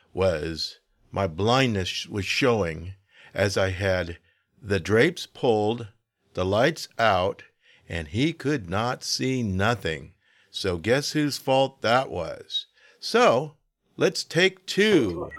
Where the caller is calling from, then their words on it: Sacramento, California, United States; I'm calling from Sacramento.